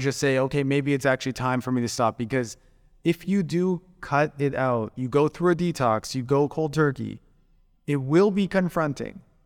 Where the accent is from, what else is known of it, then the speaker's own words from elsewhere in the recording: Calgary, Alberta, Canada; moved away as an adult; now in Koh Samui, Thailand; where I'm from in, in Canada, so I, I grew up in Calgary.